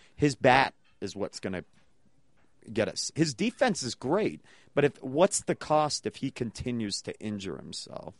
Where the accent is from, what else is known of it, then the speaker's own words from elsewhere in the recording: New England, United States; now in Denver, United States; I grew up in New England